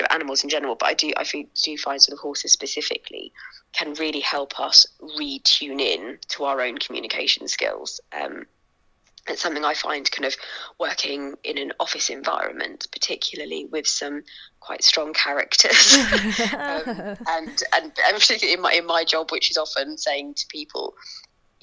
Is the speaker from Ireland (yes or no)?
no; London, United Kingdom; now in Suffolk, United Kingdom; I grew up in East London. I live sort of out sort of in Suffolk now